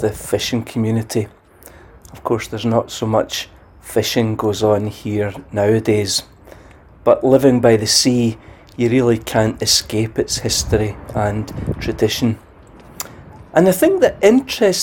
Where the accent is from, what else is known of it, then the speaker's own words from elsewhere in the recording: Glasgow, Scotland, United Kingdom; moved away as an adult; now in Arbroath, United Kingdom; I was from Glasgow, of course, and it seemed natural enough to me that I would minister there